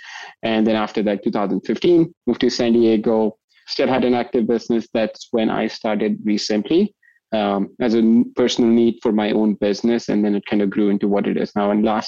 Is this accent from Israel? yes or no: no; India; moved away as an adult; also born or lived in New York / Chicago / California; now in Toronto, Canada; So I moved here from India, you know, so shocker, I'm not from Texas originally. I moved here from India right after high school. So I was 18 when I moved to New York.